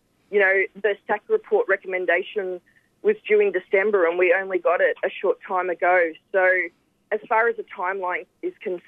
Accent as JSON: {"language": "English", "town": "Preston", "region": "Victoria", "country": "Australia", "tie": "born or raised there", "said": "I've lived in Preston all my life"}